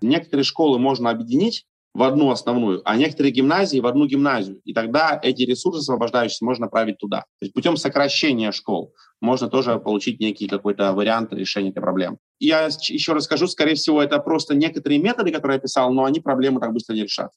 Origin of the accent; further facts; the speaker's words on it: Estonia; Я родился в Эстонии, всю жизнь mm-hmm. вырос в Эстонии.